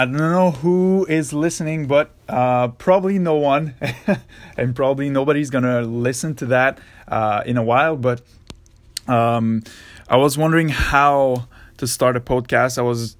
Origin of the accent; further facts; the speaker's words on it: Montreal, Quebec, Canada; I was in a cégep, because I'm from Quebec in Montreal, close to Montreal in Canada.